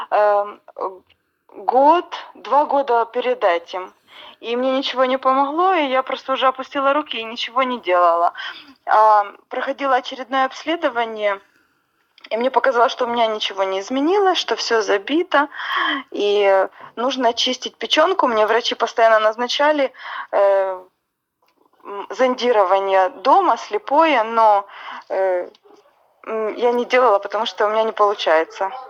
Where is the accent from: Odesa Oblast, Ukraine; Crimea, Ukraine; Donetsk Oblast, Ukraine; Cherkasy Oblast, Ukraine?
Cherkasy Oblast, Ukraine; Cherkasy; да, я из Черкас